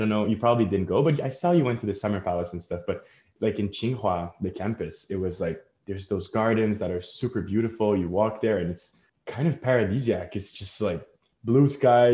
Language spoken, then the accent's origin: English; Montreal, Quebec, Canada; we grew up in Montreal, right, where the history is not that old